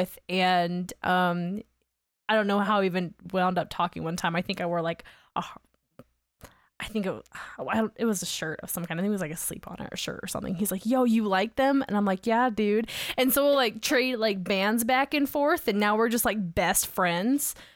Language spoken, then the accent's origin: English; Augusta, Georgia, United States; now in Salt Lake City, United States; where I grew up in Georgia, which, it was Augusta